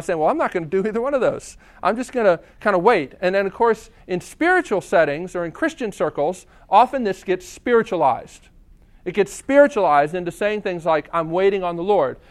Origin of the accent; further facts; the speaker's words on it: United States; I'm an American.